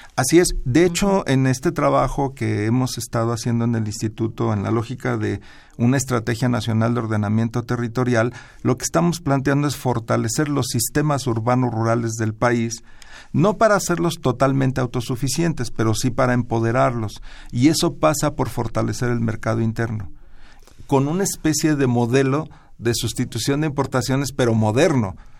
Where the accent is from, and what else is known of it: Mexico